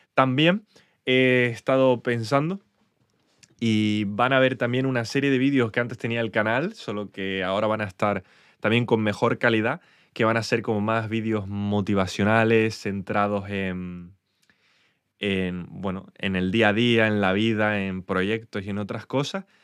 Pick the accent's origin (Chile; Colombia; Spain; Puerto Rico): Spain; accent: Spanish; mi acento español